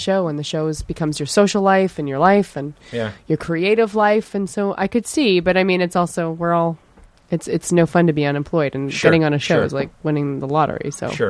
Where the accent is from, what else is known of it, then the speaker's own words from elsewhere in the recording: Canada; moved away; growing up in Canada